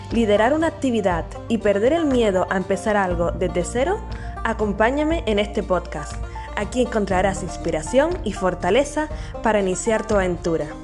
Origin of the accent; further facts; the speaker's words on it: Canary Islands, Spain; nacida en Canarias